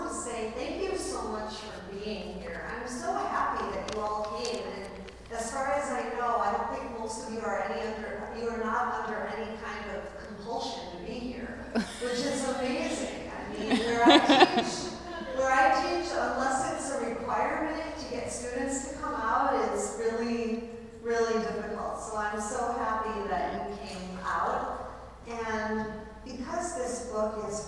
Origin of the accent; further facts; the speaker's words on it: Buffalo, New York, United States; moved away; I'm originally from Buffalo, New York